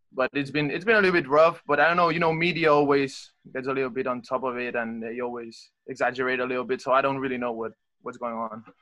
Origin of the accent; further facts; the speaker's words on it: Barcelona, Catalonia, Spain; English is a second language; moved away as an adult; also born or lived in Talladega, Alabama; I'm in Madrid and I'm from Barcelona